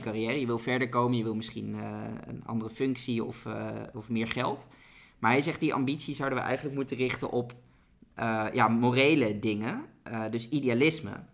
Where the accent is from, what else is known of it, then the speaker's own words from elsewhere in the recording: Netherlands; Als Nederlanders hebben we